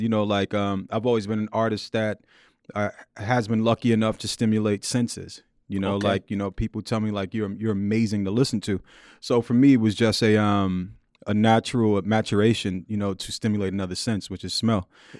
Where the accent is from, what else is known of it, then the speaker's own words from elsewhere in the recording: Queens, New York, United States; Born and raised in Queens, in Jamaica, Queens, South Jamaica, Queens. Just like everybody from Queens, I grew up loving